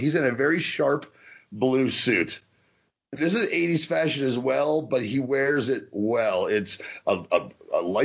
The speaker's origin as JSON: {"language": "English", "region": "New Jersey", "country": "United States", "said": "I'm from New Jersey"}